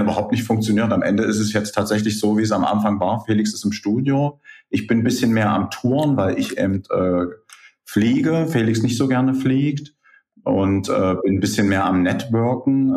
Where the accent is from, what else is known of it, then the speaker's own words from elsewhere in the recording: Merseburg, Saxony-Anhalt, Germany; moved away as an adult; now in Halle, Germany; Ich bin damals aus Merseburg gekommen